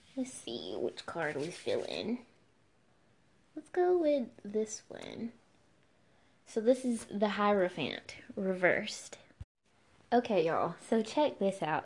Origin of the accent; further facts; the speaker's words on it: the American South, United States; as a Southerner